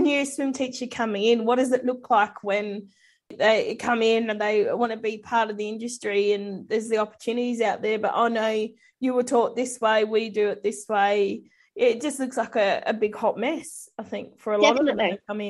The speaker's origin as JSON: {"language": "English", "country": "New Zealand", "moved": "as an adult", "lives_now": "Australia", "said": "being a Kiwi originally"}